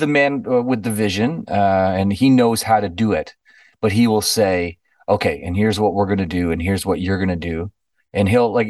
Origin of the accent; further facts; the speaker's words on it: Niagara Falls, Ontario, Canada; You know, I grew up in Niagara Falls.